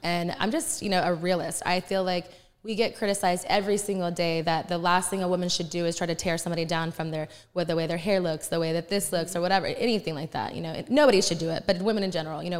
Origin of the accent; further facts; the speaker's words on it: Texas, United States; growing up in the Texas, like, Southern charm